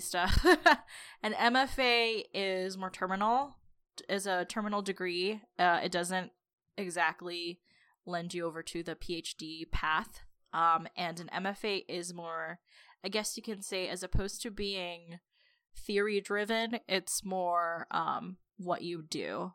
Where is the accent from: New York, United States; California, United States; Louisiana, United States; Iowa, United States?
California, United States; Los Angeles; I grew up in the San Fernando Valley